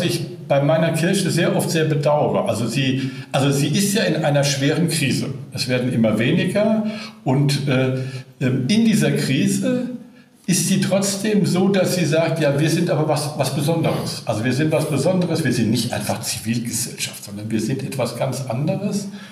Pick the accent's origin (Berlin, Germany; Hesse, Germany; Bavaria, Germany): Berlin, Germany; hier in meiner Heimatstadt Berlin